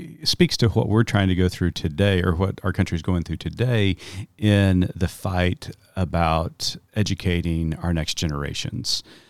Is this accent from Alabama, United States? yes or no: no; Tulsa, Oklahoma, United States; I grew up in Tulsa, Oklahoma. I'm a citizen of the Muscogee Creek Nation.